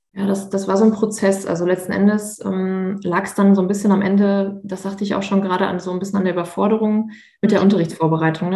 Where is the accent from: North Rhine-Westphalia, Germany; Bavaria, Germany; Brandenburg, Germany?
North Rhine-Westphalia, Germany; Münster; also born or lived in Bochum; ich komme ja aus NRW und ähm, beziehungsweise aus Münster